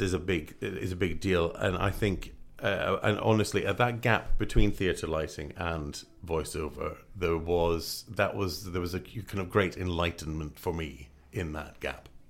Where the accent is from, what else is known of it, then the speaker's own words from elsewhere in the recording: Scotland, United Kingdom; moved away; originally I'm from Scotland